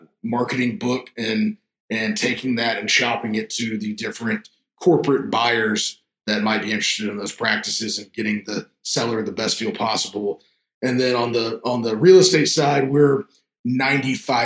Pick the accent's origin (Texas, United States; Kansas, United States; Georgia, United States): Texas, United States; I live here in Austin, Texas, born and raised in Texas